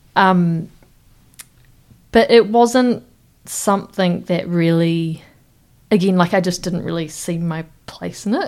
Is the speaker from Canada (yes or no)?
no; Wellington, New Zealand; I grew up in Wellington, Te Whanganui Atara